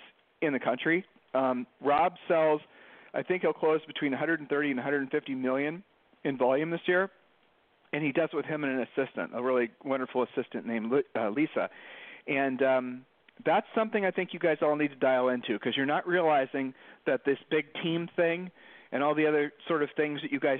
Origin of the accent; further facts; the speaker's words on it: Columbus, Ohio, United States; moved away as an adult; now in Puerto Rico; we're from the Midwest in Columbus, Ohio, and when we were growing up, you didn't get the day off from school